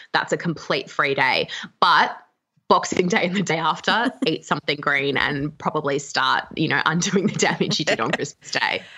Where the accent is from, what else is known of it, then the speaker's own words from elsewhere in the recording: Canberra, Australian Capital Territory, Australia; now in Melbourne, Australia; I'm from Canberra and I live in Melbourne